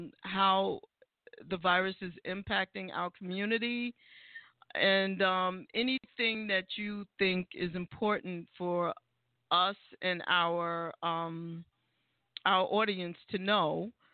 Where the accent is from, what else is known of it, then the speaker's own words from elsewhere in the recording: New York City, New York, United States; I'm from the Bronx